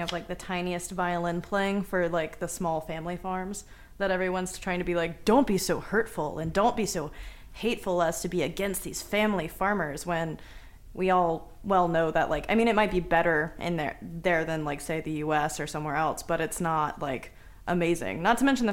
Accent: Atlanta, Georgia, United States; I'm from Atlanta

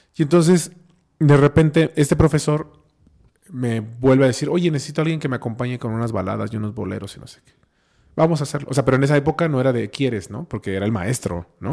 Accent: Oaxaca, Mexico; also born or lived in Cholula, Puebla; yo nací en Oaxaca, yo estudié aquí el kinder, la primaria, la secundaria, este, y la prepa

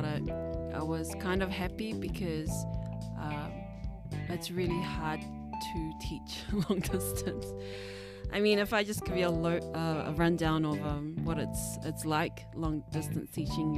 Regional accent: Auckland, New Zealand; I'm from Auckland, so I'm still living in Auckland

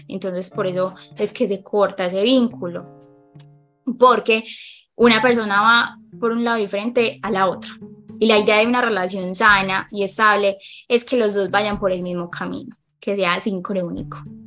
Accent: Medellín, Antioquia, Colombia; soy psicóloga de Colombia, eh, específicamente de Medellín

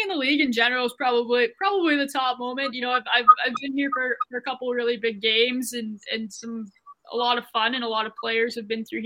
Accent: St. Albert, Alberta, Canada; moved away as an adult; also born or lived in Edmonton; now in Kelowna, Canada; I grew up in St. Albert

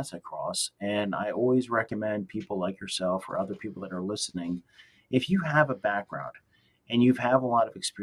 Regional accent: New Jersey, United States; I grew up in New Jersey.

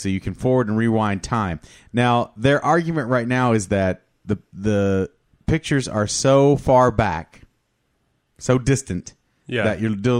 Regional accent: Kentucky, United States; moved away; I grew up in Kentucky

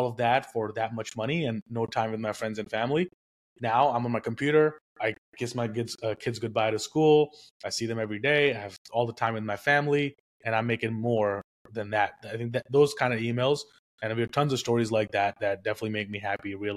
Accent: India; moved away; I was born and raised in India. I got here with nothing

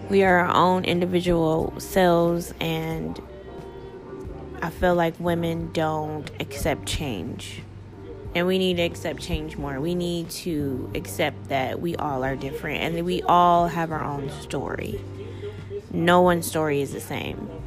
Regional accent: Upland, California, United States; also born or lived in Toledo, Ohio; I'm from Upland, California, along with Toledo, Ohio, and both of those places are two totally different worlds.

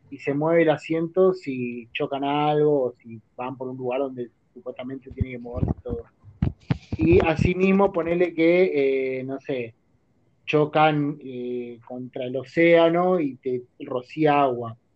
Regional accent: Neuquén, Argentina; cuando era chico, en Neuquén, el único cine que tenía más o menos a mano, eh, por lo menos que se podía ver la película, ¿no? Eh, era el Village del, shopping de Neuquén.

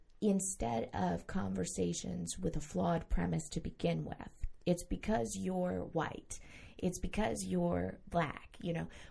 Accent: New York, United States; now in Central Florida, United States; I grew up in New York State

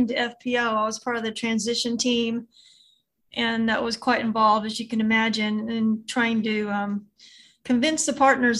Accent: Southern Illinois, United States; now in Texas, United States; I'm originally from Southern Illinois, but I've lived in Texas more than half my life.

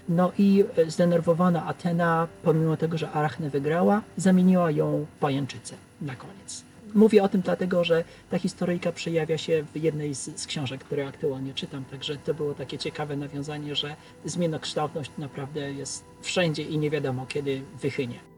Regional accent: a village near Skierniewice, Łódź Voivodeship, Poland; ja pochodzę ze wsi podskierniewickiej

